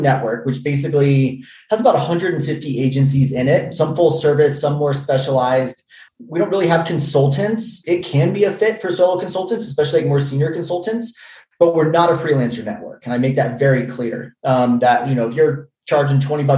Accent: Virginia, United States; I'm from Virginia originally.

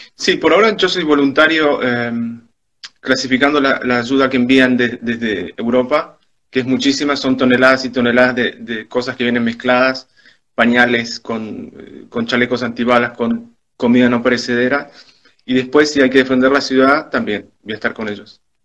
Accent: Argentina; also born or lived in Spain; now in Ukraine; soy argentino y español

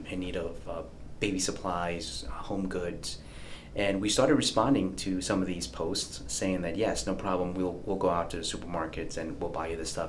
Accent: New York City, New York, United States; moved away as an adult; growing up in New York City at the age of 9, 10, I would sneak into Shea Stadium to watch the Mets.

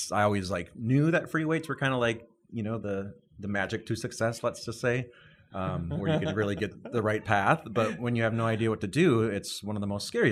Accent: north of St. Paul, Minnesota, United States; moved away as an adult; originally from St. Paul, Minnesota, about a half an hour north of St. Paul is where I grew up, and moved out here in May of 2012.

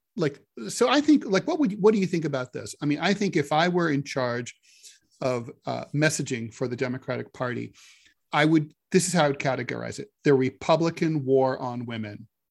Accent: Dayton, Ohio, United States; growing up in Dayton

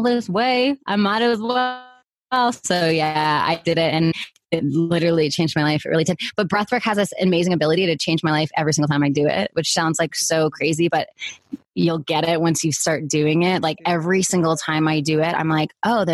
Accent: Canada; moved away; I'm originally from Canada

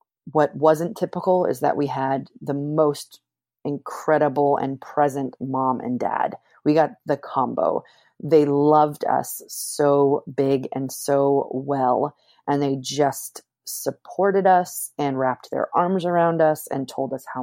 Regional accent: Pleasanton, California, United States; I grew up in Pleasanton, California. My family moved there when I was 7

